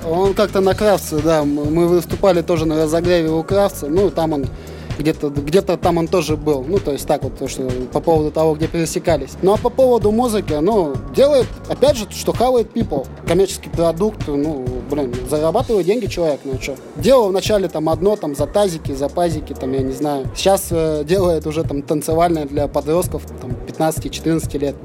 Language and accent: Russian; Novosibirsk, Novosibirsk Oblast, Russia; мы с Пашина